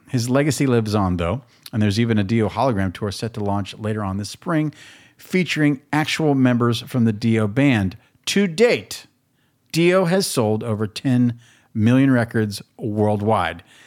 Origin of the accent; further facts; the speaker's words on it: Albuquerque, New Mexico, United States; now in Los Angeles, United States; I grew up in Albuquerque